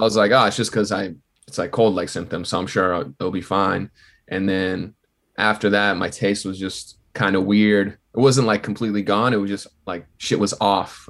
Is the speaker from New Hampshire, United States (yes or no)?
yes; southern New Hampshire, United States; I'm from New Hampshire. It's, like, forty minutes, like, southern New Hampshire, so, like, forty minutes out from Boston